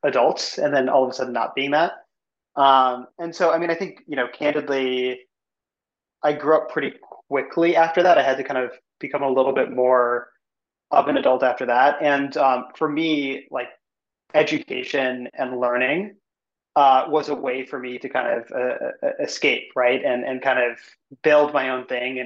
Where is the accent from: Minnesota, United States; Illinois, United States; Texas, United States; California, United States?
Illinois, United States; Evanston; I grew up in Chicago, suburb outside of Chicago called Evanston